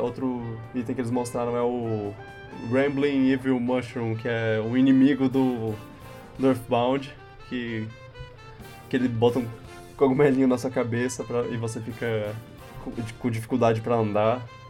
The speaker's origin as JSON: {"language": "Portuguese", "country": "Brazil", "said": "sou brasileiro"}